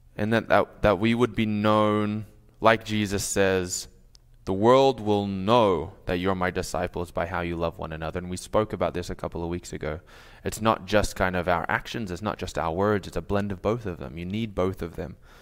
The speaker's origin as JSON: {"language": "English", "town": "Sydney", "region": "New South Wales", "country": "Australia", "also_born_or_lived": "New York", "moved": "yes", "lives_now": "Minnesota, United States", "said": "I'm from Australia"}